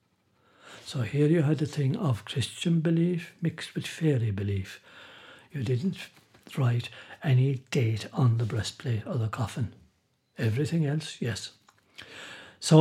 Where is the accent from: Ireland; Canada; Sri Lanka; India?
Ireland